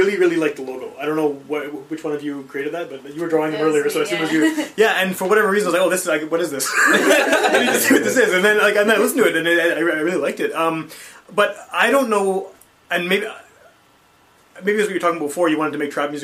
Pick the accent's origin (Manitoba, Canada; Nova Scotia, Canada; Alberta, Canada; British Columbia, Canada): Manitoba, Canada; Winnipeg; born or raised there